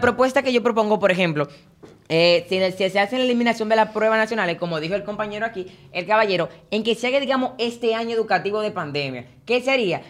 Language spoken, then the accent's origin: Spanish; Dominican Republic; Como estudiantes dominicanos